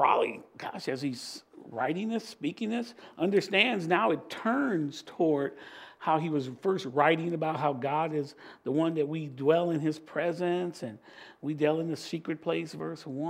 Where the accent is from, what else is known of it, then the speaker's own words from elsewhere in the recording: Virginia Beach, Virginia, United States; I'm just from Virginia Beach